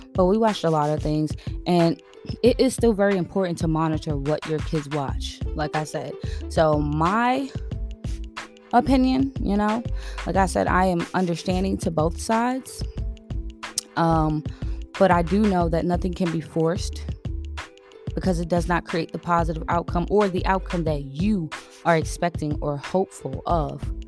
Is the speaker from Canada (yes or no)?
no; New York City, New York, United States; moved away as an adult; also born or lived in Queens, New York; now in Georgia, United States; I am from Brooklyn, New York, born and raised, but I moved out here from Queens, New York